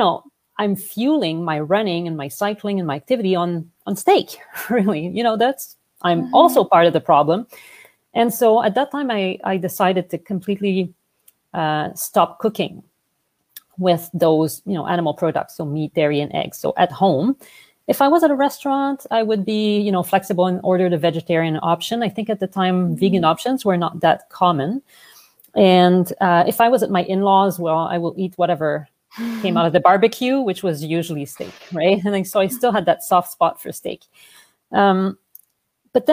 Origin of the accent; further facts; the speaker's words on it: Montreal, Quebec, Canada; accent: French; English is a second language; moved away as an adult; now in Vancouver, Canada; I'm originally from Montreal, hence the French accent